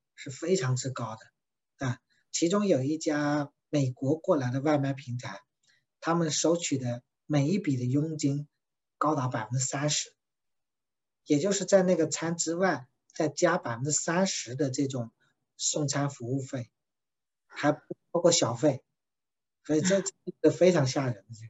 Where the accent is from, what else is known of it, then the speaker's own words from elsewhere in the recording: China; 它的创始人是我们中国人